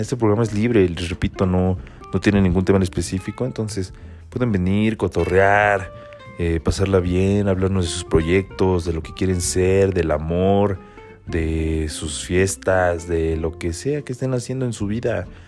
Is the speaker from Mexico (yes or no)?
yes; State of Mexico, Mexico; soy de aquí del Estado de México